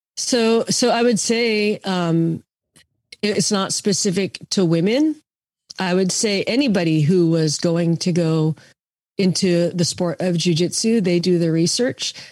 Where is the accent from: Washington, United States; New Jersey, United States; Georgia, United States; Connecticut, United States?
Washington, United States; Seattle; moved away; I grew up in Seattle